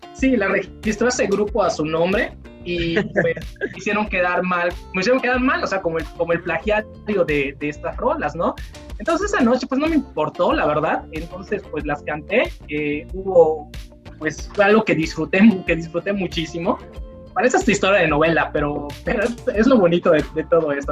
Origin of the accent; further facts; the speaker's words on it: Mérida, Yucatán, Mexico; soy yucateco, meridano, la tierra de los oxos, de los capuchos y demás